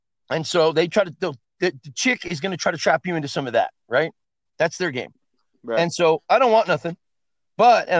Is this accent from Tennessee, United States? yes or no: no; Oakland, California, United States; also born or lived in Fremont, California; I grew up in East Oakland, right? My mom and dad got separated when I was 3.